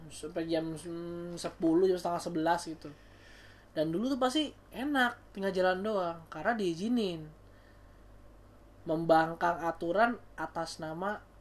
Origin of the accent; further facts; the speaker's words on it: Ciledug, Banten, Indonesia; tuh dulu nih gua ceritain ya gua pas kecil dulu di daerah Ciledug itu gua di ya mungkin orang Ciledug ada yang tahu lah ya nama daerahnya daerah Bangun Reksa